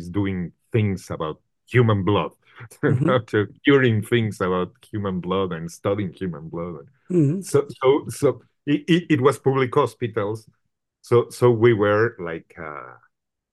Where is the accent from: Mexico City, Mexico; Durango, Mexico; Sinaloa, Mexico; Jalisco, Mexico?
Mexico City, Mexico; English is a second language; moved away as an adult; also born or lived in Guadalajara, Mexico; I was a Mexico City kid, and I was not born in Mexico City. I was born in Guadalajara